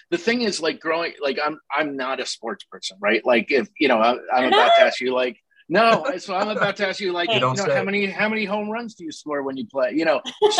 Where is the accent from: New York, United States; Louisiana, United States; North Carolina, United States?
New York, United States; Albany; I grew up in Albany